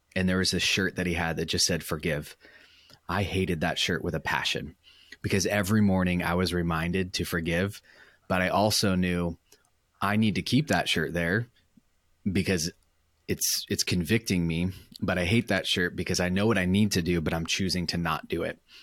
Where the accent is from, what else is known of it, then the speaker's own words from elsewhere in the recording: Orange County, California, United States; moved away as an adult; also born or lived in Michigan; I was born in Orange County, California, which is where I currently live, currently work